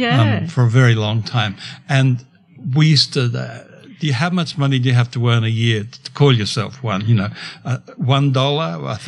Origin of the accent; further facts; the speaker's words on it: Brisbane, Queensland, Australia; I'm a Brisbane boy.